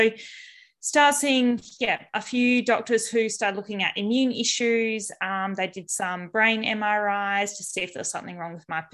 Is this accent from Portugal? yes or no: no; Albany, Western Australia, Australia; growing up in WA, so I grew up down south in Albany, so a small coastal town